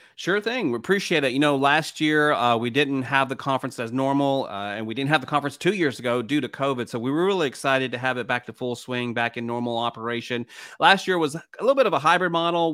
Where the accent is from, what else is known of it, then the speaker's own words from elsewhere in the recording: Knoxville, Tennessee, United States; I was about nine years old growing up in East Tennessee, Knoxville